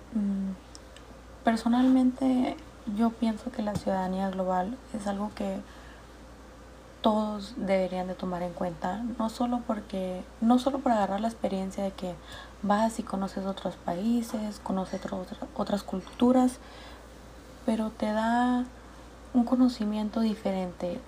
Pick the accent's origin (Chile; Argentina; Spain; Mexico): Mexico; Jecori, Sonora; Yo soy de Jecori, Sonora